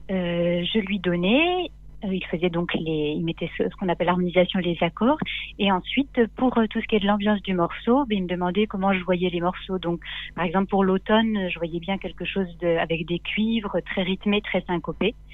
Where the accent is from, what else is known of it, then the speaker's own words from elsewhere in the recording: Nancy, Grand Est, France; à, Nancy.